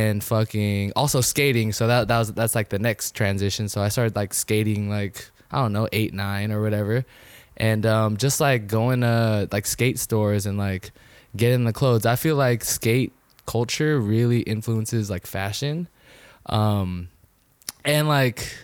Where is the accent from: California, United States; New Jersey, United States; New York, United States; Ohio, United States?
California, United States; Vallejo; also born or lived in Sacramento, California; born and raised in Vallejo.